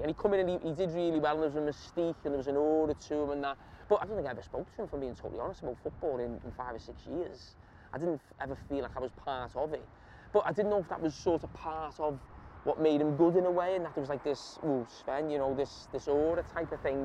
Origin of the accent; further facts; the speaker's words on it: Bootle, North West England, United Kingdom; We are on Marsh Lane, Bootle, which is where I class myself as growing up.